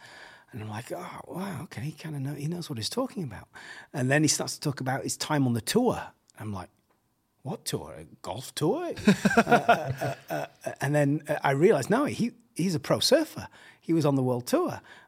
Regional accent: England, United Kingdom; accent: English; now in Hossegor, France; And I said, oh, well, I'm not from around here. Obviously, my English accent gave it away.

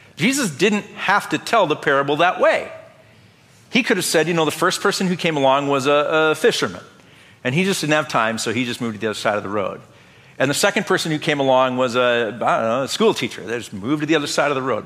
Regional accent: North Dakota, United States; Growing up in Lutheran church in North Dakota

